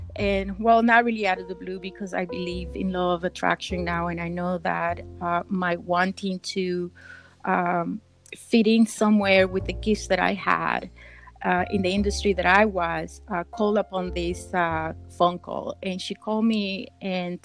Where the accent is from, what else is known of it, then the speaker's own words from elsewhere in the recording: Nicaragua; now in United States; I'm from originally from Nicaragua